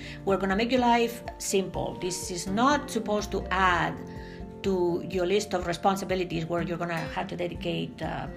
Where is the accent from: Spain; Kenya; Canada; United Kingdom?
Spain; now in United States; we were both born and raised in Spain